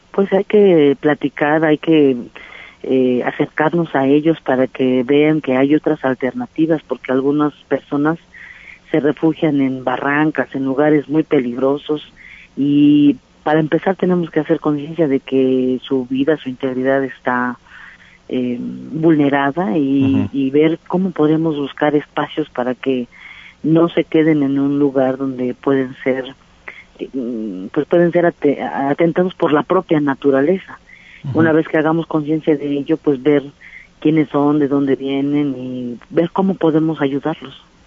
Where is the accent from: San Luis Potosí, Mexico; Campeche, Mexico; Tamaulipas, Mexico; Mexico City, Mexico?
Mexico City, Mexico; Xochimilco; Formamos parte de un pueblo originario que da fundamento a esto que hoy llaman Ciudad de México y como Xochimilcas creadores